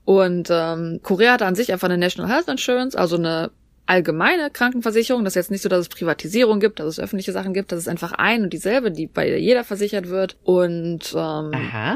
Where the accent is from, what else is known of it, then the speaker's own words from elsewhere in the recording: Germany; wir in Deutschland